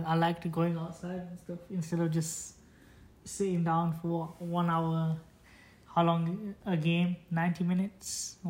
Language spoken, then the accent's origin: English; Bolton, North West England, United Kingdom; moved away as an adult; now in United States; Bolton. I was born in Royal Bolton Infirmary.